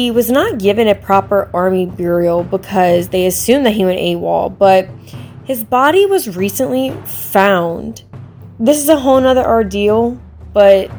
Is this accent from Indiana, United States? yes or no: no; Louisiana, United States; I'm from Louisiana